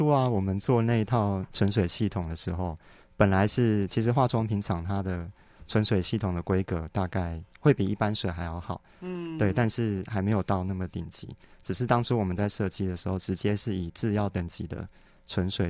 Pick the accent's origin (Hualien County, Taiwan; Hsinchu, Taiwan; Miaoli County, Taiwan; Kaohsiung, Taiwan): Kaohsiung, Taiwan; moved away; also born or lived in Taipei; 对，我是高雄人。